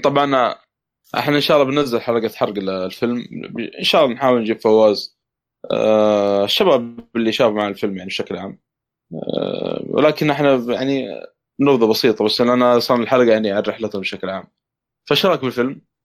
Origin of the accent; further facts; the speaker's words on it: Saudi Arabia; عندنا في السعوديه